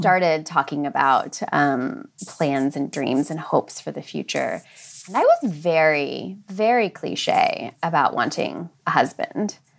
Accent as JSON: {"language": "English", "region": "American Midwest", "country": "United States", "tie": "born or raised there", "said": "I grew up in the American Midwest"}